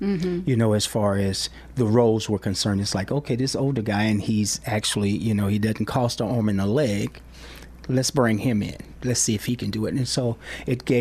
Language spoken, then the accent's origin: English; Dallas, Texas, United States; now in Columbia, Missouri, United States; my hometown, Dallas-Fort Worth